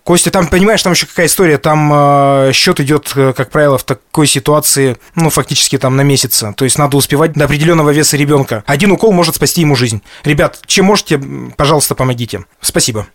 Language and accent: Russian; Sverdlovsk Oblast, Russia; нашей Свердловской областью